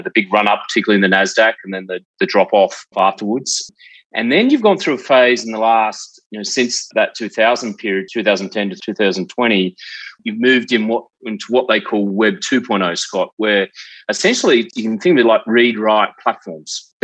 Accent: South Australia, Australia; I grew up in South Australia in a place called Selex Beach

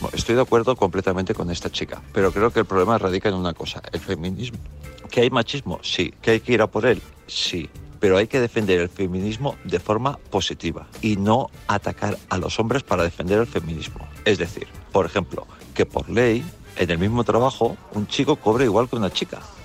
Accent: Mallorca, Balearic Islands, Spain; nosotros que somos aquí de Mallorca

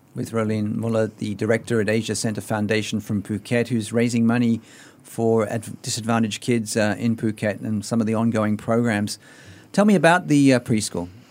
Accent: Sydney, New South Wales, Australia; in my hometown of Sydney, Australia

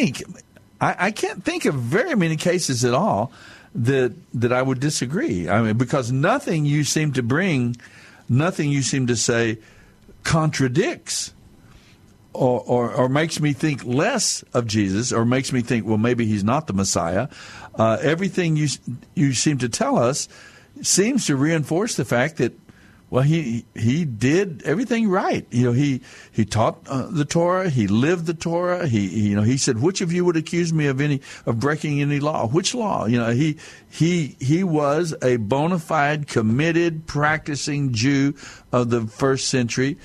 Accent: United States; But I'm Native American. I'm Mescalero Apache

